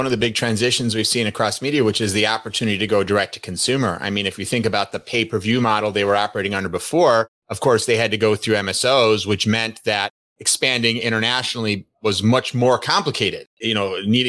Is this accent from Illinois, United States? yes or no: yes; Chicago, Illinois, United States; accent: Chicago; also born or lived in Los Angeles; now in New York, United States; Well, I grew up in Chicago and then moved to New York with a couple of years in L.A. People years ago used to identify a Chicago accent for me